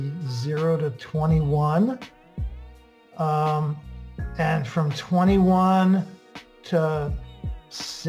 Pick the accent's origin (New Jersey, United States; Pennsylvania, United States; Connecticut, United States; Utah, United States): Connecticut, United States; also born or lived in Brooklyn, New York / Italy (ancestry); I was born in Brooklyn and we moved ultimately to Connecticut